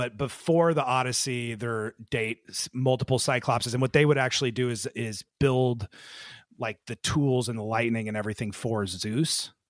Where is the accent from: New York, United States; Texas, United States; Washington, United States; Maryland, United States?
Washington, United States; Seattle; we're from Seattle